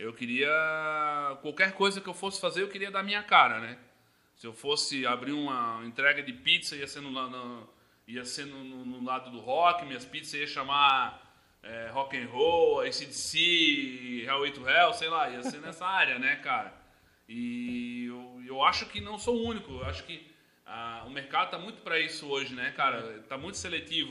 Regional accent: Blumenau, Santa Catarina, Brazil; Eu sou natural de Blumenau, aqui da, da nossa cidade mesmo

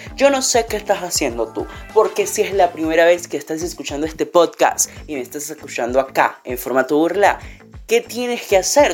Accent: Venezuela; mi país natal, Venezuela

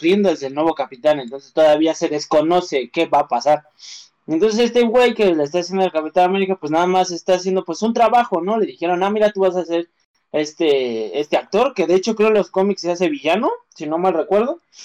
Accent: Mexico; nosotros como mexicanos

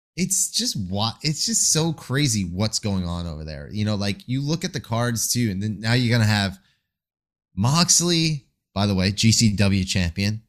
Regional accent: Long Island, New York, United States; moved away; also born or lived in Queens, New York; I am from Long Island, New York. I've spent many of my days and years of my life in Queens.

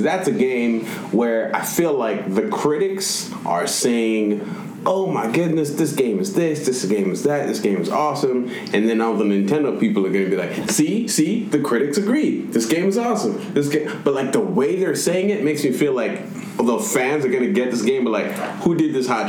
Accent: Nigeria; I'm also Nigerian, so I do what I want.

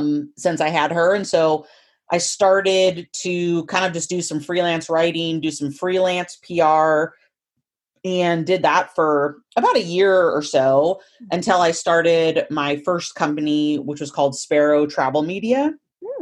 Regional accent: Willamette Valley, Oregon, United States; moved away as an adult; now in Idaho, United States; I grew up in the Willamette Valley

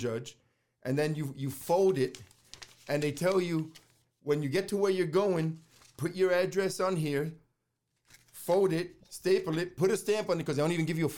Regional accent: New York City, New York, United States; moved away; growing up in New York City

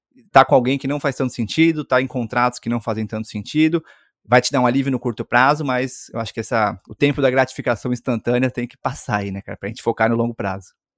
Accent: Brazil; also born or lived in Silicon Valley, United States; o fato de ser brasileiro

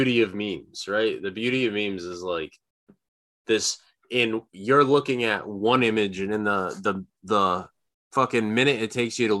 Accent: United States; you're an American and you grow up in a small town like I did

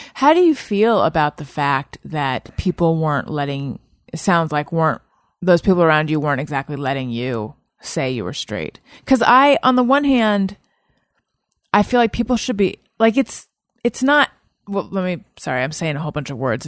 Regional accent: Orange County, California, United States; also born or lived in Oakland / Claremont / New York; I was born in Oakland, grew up in Orange County.

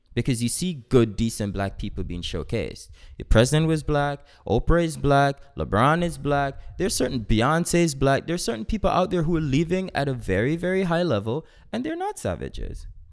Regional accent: Jamaica; I am Jamaican

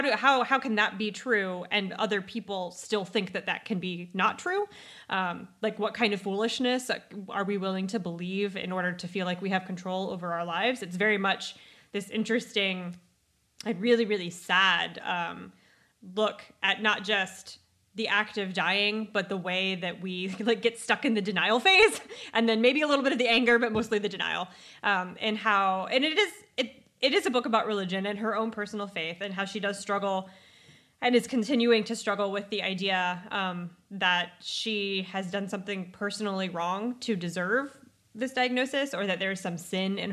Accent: United States; as Americans

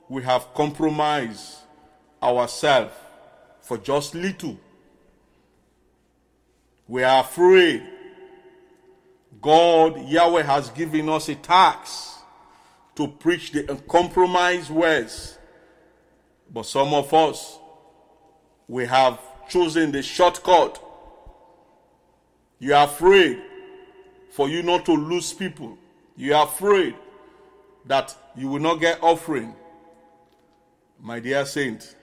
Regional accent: Bonthe, Southern Province, Sierra Leone; moved away; I am an islander. I came from Bond Island.

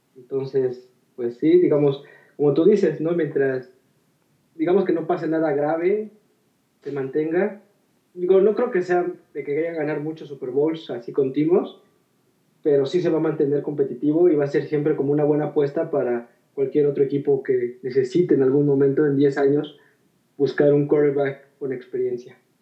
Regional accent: Mexico; como mexicanos estamos muy familiarizados

